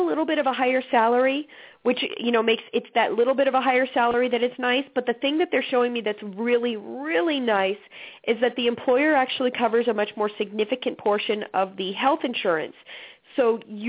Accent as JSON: {"language": "English", "region": "Alaska", "country": "United States", "moved": "yes", "said": "I'm originally from Alaska"}